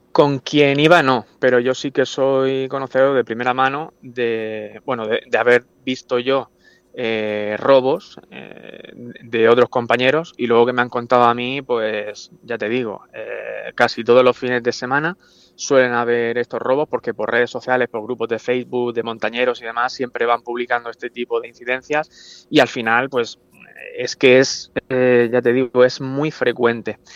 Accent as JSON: {"language": "Spanish", "town": "Orihuela", "region": "Valencian Community", "country": "Spain", "said": "yo soy de Orihuela"}